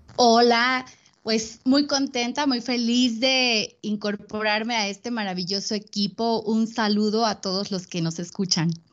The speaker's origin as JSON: {"language": "Spanish", "region": "Veracruz", "country": "Mexico", "tie": "born or raised there", "said": "yo soy originaria de Veracruz"}